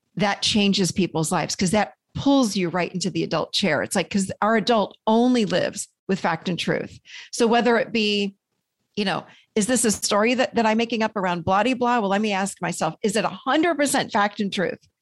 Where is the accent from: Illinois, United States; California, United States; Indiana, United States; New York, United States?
New York, United States; Rochester; also born or lived in Nashville, Tennessee; now in North Carolina, United States; I grew up in Rochester, New York, so in a snowbank, really, in the winters.